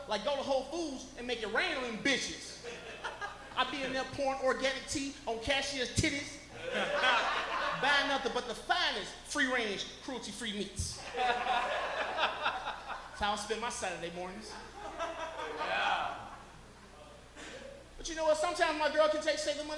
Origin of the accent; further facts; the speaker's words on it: Chicago, Illinois, United States; now in Colorado, United States; growing up in Chicago, I was raised around all black people